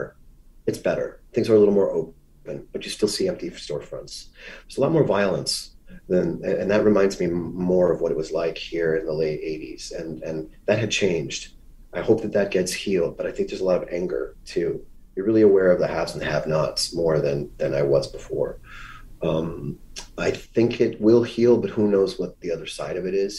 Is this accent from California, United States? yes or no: no; Miami, Florida, United States; moved away; I grew up in Miami, but my Miami is very different from what a tourist might see of that city